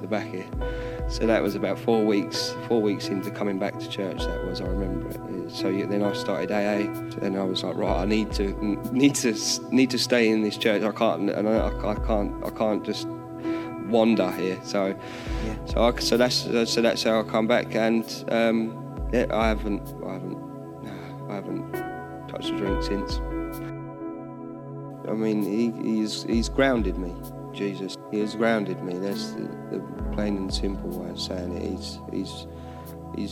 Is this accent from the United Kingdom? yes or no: yes; Harwicham, England, United Kingdom; Growing up being in Harwicham, being part of Harwicham Church